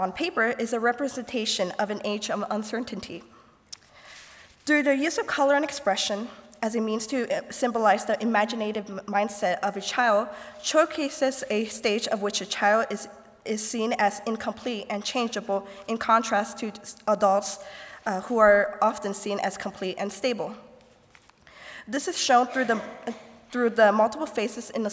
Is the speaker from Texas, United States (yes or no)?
no; Goshen, Indiana, United States; I am from Goshen, Indiana